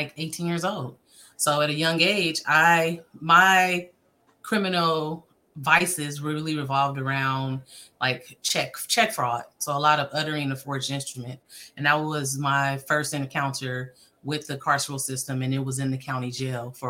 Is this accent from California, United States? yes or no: yes; Oakland, California, United States; I was born and raised in Oakland, middle school, high school, throughout over in the East Bay